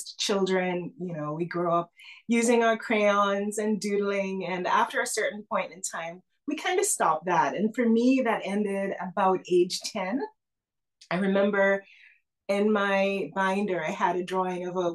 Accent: Antigua & Barbuda; I was born in the Caribbean in a tiny island nation called Antigua and Barbuda

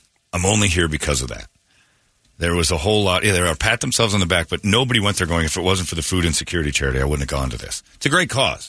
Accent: Mesa, Arizona, United States; Well, I'm from Mesa.

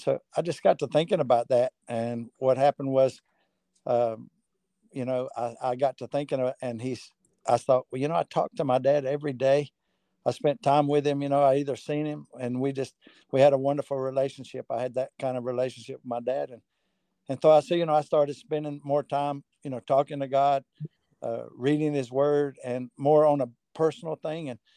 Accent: North Carolina, United States; I'm from North Carolina. And so, kind of grew up in it

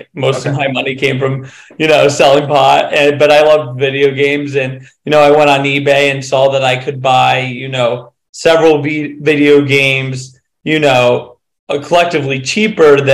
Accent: Western Massachusetts, United States; I grew up in a small town in Western Massachusetts.

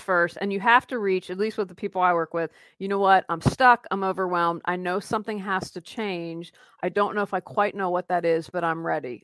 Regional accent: Wheeling, West Virginia, United States; moved away as an adult; also born or lived in Raleigh, North Carolina; Wheeling, West Virginia. It's where I grew up, and my husband and I moved back last year

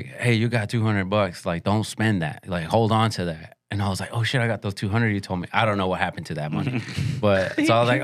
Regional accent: an hour north of Houston, Texas, United States; moved away as an adult; now in Austin, United States; I grew up an hour north of Houston

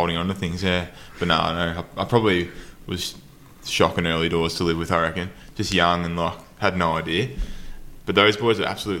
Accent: Geelong, Victoria, Australia; moved away; I'm from Geelong originally

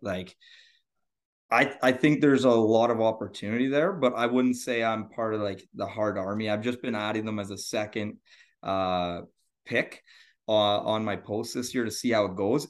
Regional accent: Northern Ontario, Canada; also born or lived in Sudbury, Ontario; I am from Ontario, Canada, Northern Ontario, so north of, uh, Toronto.

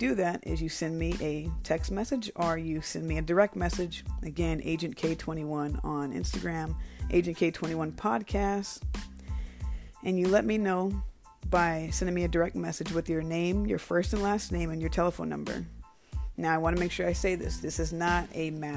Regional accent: Bremerton, Washington, United States; moved away; I was born in Bremerton, Washington

